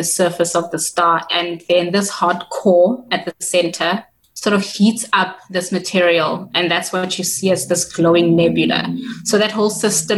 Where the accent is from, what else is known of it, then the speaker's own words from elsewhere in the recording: Kimberley, Northern Cape, South Africa; moved away as an adult; now in Cape Town, South Africa; I am from Kimberley in the Northern Cape. I grew up in sort of a Gassi township of Gadeshewe.